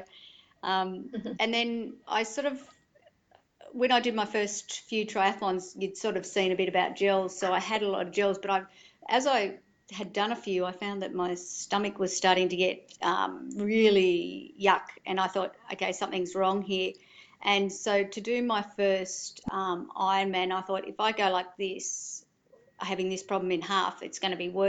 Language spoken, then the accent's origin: English; Melbourne, Victoria, Australia; moved away; also born or lived in Yamba, New South Wales; we grew up in Melbourne and had a holiday house at Torquay